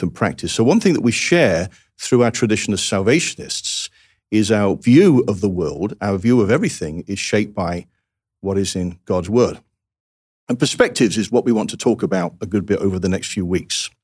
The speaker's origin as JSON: {"language": "English", "region": "England", "country": "United Kingdom", "moved": "yes", "said": "as an Englishman"}